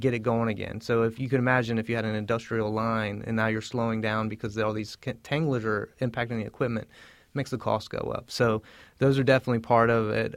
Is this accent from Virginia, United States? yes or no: yes; Southern Virginia, United States; I'm actually from Southern Virginia